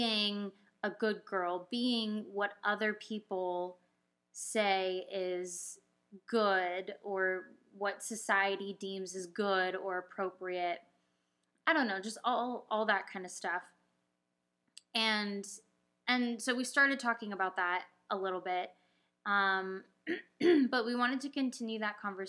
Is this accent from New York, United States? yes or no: no; Orange County, California, United States; moved away; I was growing up in Orange County in the suburbs